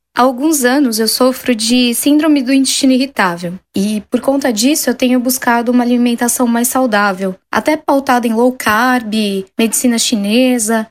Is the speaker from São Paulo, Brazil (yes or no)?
yes; São Paulo, Brazil; eu tenho 33 anos e eu sou de São Paulo